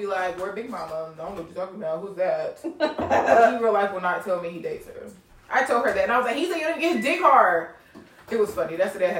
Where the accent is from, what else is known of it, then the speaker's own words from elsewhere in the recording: Spartanburg, South Carolina, United States; I'm from Spartanburg.